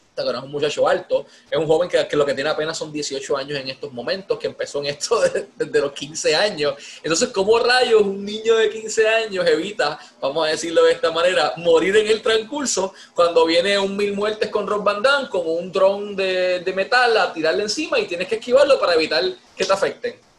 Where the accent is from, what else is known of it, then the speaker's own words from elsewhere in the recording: Ponce, Puerto Rico; de aquí de mi pueblo de Ponce